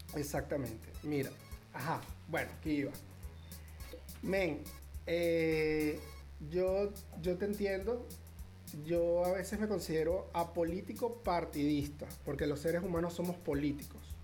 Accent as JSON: {"language": "Spanish", "country": "Venezuela", "said": "soy el comunicador social más alejado del tema noticioso en mi país"}